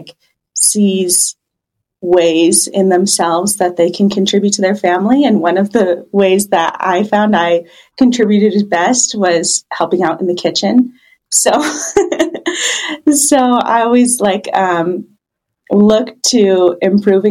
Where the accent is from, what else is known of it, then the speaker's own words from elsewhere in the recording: Baja California, Mexico; moved away as an adult; now in Central Oregon, United States; I'm actually originally from Baja, California